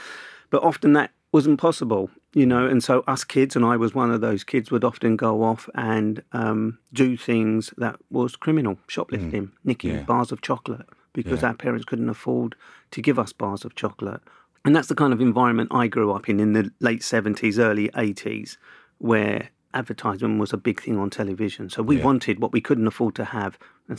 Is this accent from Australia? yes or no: no; Camberwell, London, United Kingdom; I grew up in Camberwell in Southeast London.